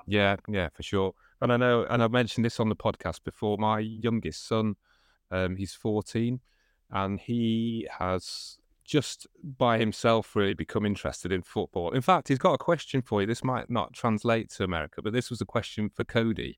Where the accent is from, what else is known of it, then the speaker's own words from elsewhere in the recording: Manchester, North West England, United Kingdom; I'm from Manchester in the U K